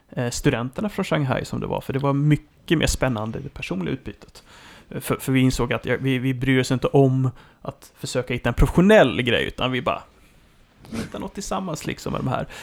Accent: Sweden; man kommer ju dit ur ett perspektiv som svensk

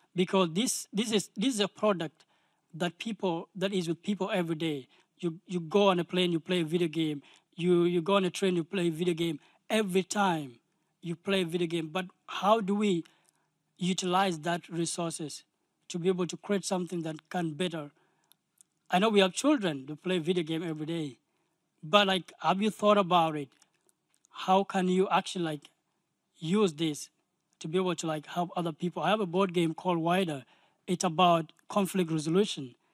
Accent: South Sudan; I'm from South Sudan

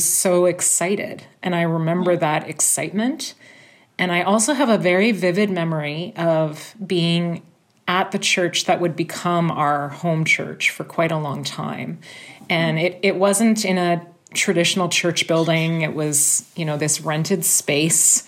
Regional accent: Toronto, Ontario, Canada; I was born and raised in Toronto, which has remained my home throughout my life.

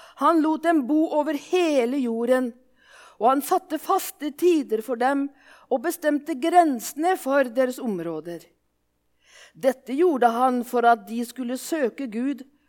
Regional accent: Våler, Innlandet, Norway; accent: Solør dialect (solung); now in Japan; Jeg kommer egentlig fra Våler i Solør, og derfor er dialekta solung

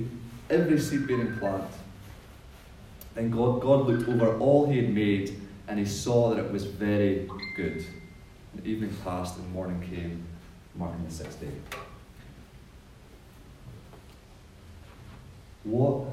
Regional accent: Scotland, United Kingdom; now in New Zealand; when I was growing up in Scotland

